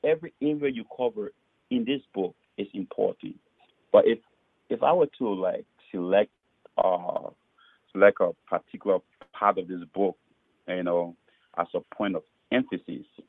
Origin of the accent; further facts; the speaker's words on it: Liberia; moved away as an adult; also born or lived in Fargo, North Dakota, United States; now in Minneapolis, United States; I was born uh, in Liberia, my home country. But but I lived in America when I was six years old, and then my father passed. I went back home